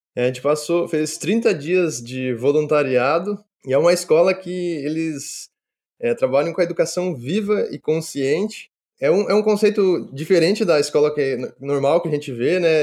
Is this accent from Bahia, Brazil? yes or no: no; Marechal Cândido Rondon, Paraná, Brazil; moved away as an adult; eu sou natural de Marechal Cândido Rondon, que é região oeste do Paraná, uma cidade de 50 mil habitantes, e vivi sempre no sítio até os meus 17 anos